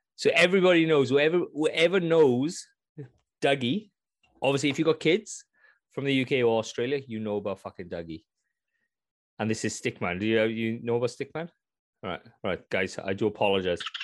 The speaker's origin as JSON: {"language": "English", "region": "Wales", "country": "United Kingdom", "said": "I'm Welsh"}